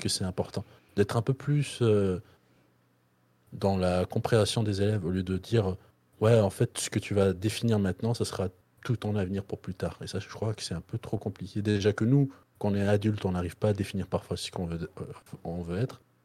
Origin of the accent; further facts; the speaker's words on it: Belgium; moi, je suis belge